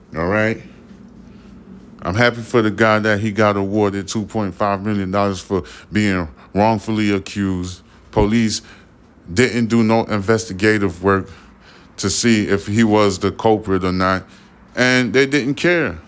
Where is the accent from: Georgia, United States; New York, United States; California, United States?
New York, United States; now in Houston, United States; I'm from New York, and I moved down south to, um, Houston, Texas.